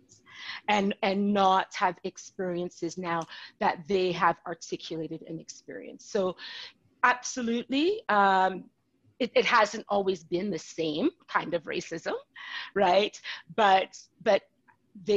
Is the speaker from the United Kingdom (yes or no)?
no; Calgary, Alberta, Canada; I was born in Calgary